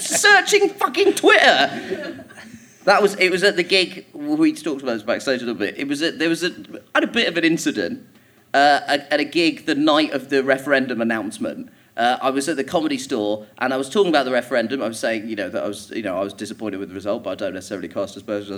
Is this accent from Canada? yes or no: no; Croydon, London, United Kingdom; also born or lived in Orpington; I grew up in Croydon, which is a shithole.